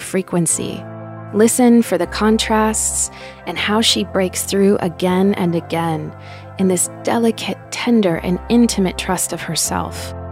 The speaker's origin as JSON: {"language": "English", "country": "Spain", "tie": "born or raised there", "said": "growing up in Spain"}